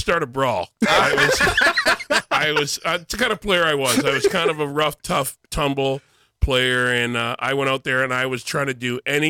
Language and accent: English; Windsor, Ontario, Canada; moved away as an adult; also born or lived in Toronto; I was born in Toronto, but grew up in Windsor, Ontario.